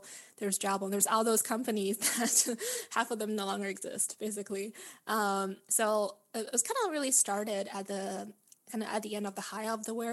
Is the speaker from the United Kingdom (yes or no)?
no; Vancouver, British Columbia, Canada; also born or lived in Beijing, China; now in San Francisco, United States; I was born and raised in Beijing and grew up in Vancouver, beautiful Vancouver, Canada, and currently living in San Francisco